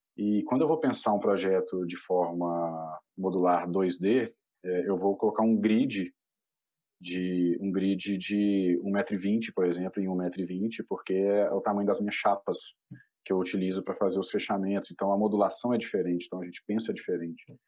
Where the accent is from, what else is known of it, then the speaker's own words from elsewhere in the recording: Belo Horizonte, Minas Gerais, Brazil; moved away as an adult; now in Florianópolis, Brazil; eu sou mineiro, sou de Belo Horizonte, apesar de morar aqui na Ilha da Magia, em Floripa.